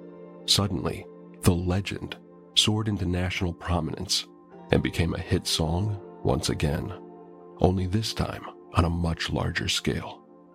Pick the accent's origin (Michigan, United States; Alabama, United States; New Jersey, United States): Michigan, United States; Detroit; I'm from Detroit.